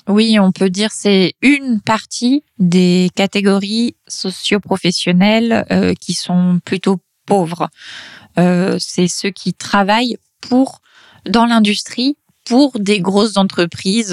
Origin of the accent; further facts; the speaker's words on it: near Les Mureaux, Yvelines, Île-de-France, France; Dans les Mureaux, qui est une commune euh, des Yvelines, donc dans le sud-ouest euh, de Paris, proche de là où j'ai grandi